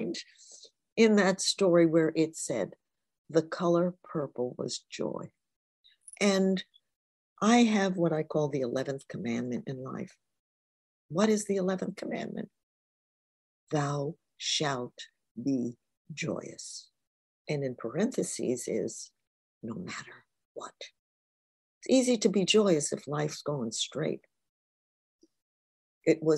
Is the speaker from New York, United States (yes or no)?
yes; New York City, New York, United States; also born or lived in Newark, New Jersey; She was raising 2 children on her own from the time I was 5. We moved from Newark, New Jersey to the Bronx, in with an aunt